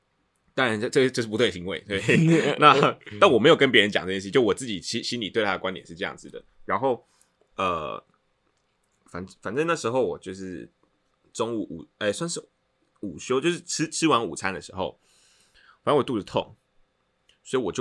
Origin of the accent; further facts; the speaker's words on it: Tainan, Taiwan; 我是台南人，